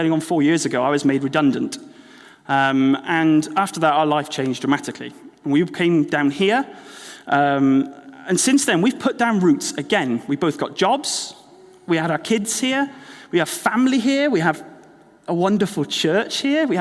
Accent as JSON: {"language": "English", "region": "Wales", "country": "United Kingdom", "tie": "born or raised there", "moved": "as an adult", "lives_now": "Exeter, United Kingdom", "said": "Well, I grew up in Wales."}